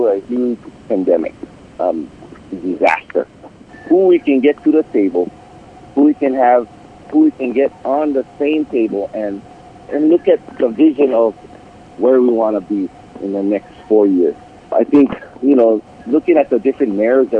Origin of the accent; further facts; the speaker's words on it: Pahoa, Hawaii, United States; also born or lived in Kalapana, Hawaii; I'm from the district of Puna, born and raised in Pohoa and also in Kalapana